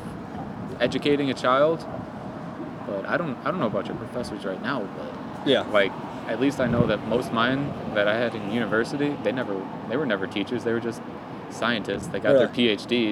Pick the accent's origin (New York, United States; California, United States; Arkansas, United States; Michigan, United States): Michigan, United States; southeast; moved away; born and raised in Michigan, southeast